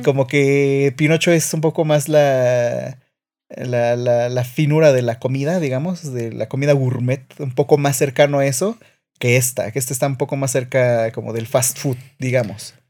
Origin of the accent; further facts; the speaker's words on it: Mexico; somos mexicanos